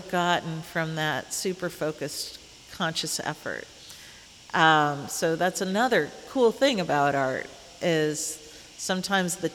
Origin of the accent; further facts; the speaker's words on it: Indianapolis, Indiana, United States; moved away; my hometown, Indianapolis